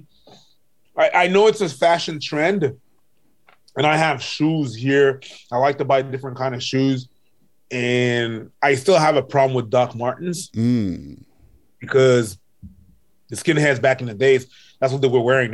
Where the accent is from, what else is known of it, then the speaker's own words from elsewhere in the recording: Longueuil, Quebec, Canada; I grew up in Longueuil